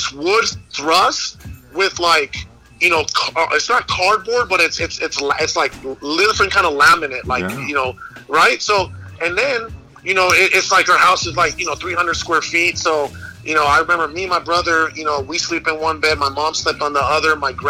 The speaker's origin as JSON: {"language": "English", "town": "Guaymas", "region": "Sonora", "country": "Mexico", "tie": "born or raised there", "moved": "yes", "lives_now": "Phoenix, United States", "said": "I was born in Mexico, right? I was born into poverty."}